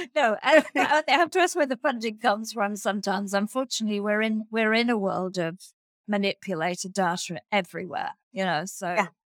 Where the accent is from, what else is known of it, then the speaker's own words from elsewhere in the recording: Australia; as an Australian